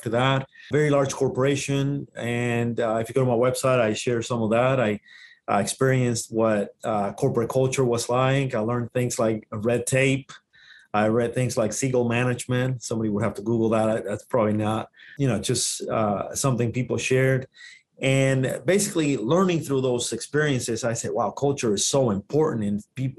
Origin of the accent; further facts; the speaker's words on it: Dominican Republic; first language Spanish; English is a second language; moved away; I'm originally from the Dominican Republic. That's where the accent comes. Native language is Spanish.